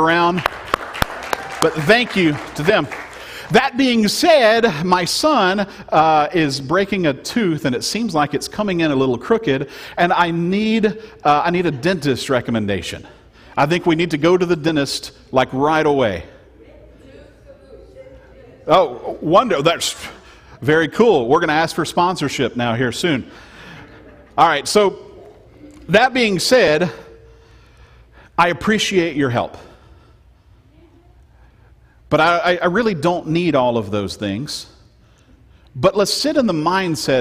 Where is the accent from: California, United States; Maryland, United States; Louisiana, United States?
Louisiana, United States; I was born and bred in Louisiana